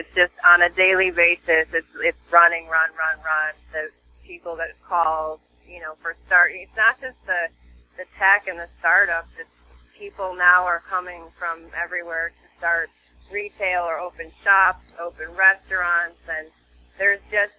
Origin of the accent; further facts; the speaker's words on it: California, United States; now in Venice, United States; I came from the Bay Area, where I was a top producing agent for 13 years, moved here about a year ago, and I live in Venice